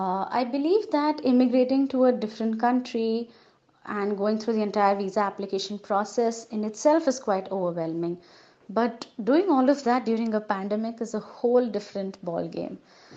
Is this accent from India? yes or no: yes; India; I'm from India